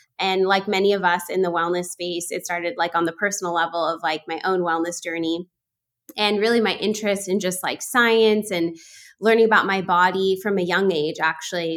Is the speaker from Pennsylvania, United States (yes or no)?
no; California, United States; moved away as an adult; also born or lived in Bay Area, California; now in Athens, Greece; I was born and raised in California.